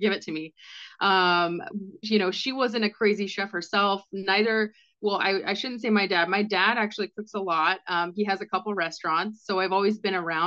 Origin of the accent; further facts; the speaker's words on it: Washington, United States; moved away as an adult; also born or lived in Scottsdale, Arizona; I moved from Washington State. That's where I grown up in that country lifestyle